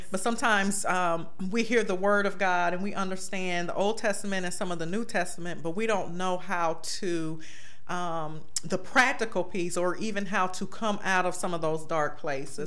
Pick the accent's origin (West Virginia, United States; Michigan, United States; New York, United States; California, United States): West Virginia, United States; Beckley; now in Cleveland, United States; I was born in Cleveland, but my parents died when I was very young, mm-hmm. and my grandmother, my maternal grandmother mother took me and my three brothers to Beckley, West Virginia